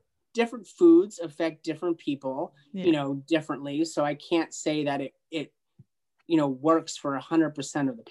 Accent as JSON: {"language": "English", "country": "United States", "said": "I'm from the United States"}